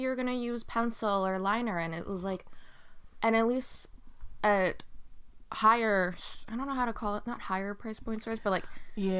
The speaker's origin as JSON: {"language": "English", "country": "United States", "said": "because I'm an American that I would just use like American products and everything, but my ethnicity is Asian"}